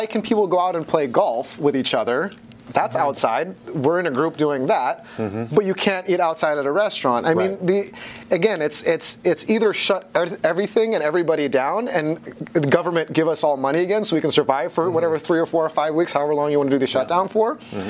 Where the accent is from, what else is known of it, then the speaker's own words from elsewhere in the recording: Hong Kong; born there; I'm half Dutch, half Filipino, and I was born in Hong Kong, and I grew up between all the different continents because my family's in the fashion business.